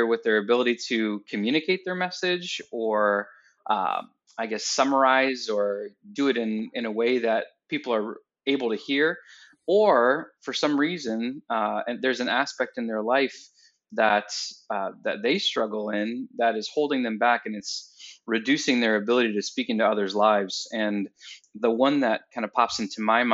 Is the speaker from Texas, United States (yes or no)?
no; Waterville, Ohio, United States; also born or lived in Georgia; I actually live and work right now in the same place that I was born, which is Waterville, Ohio. Born here